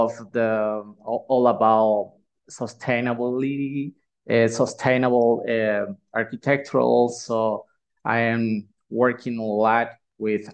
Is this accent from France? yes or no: no; Nicaragua; I'm from Nicaragua